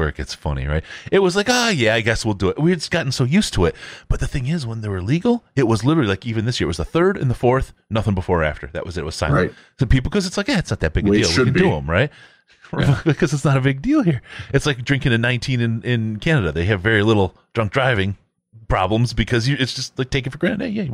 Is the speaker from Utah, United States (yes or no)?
no; Michigan, United States; moved away; When I was growing up in Michigan